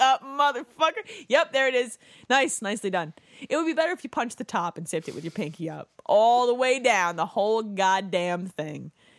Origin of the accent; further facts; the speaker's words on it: New Jersey, United States; I'm from New Jersey.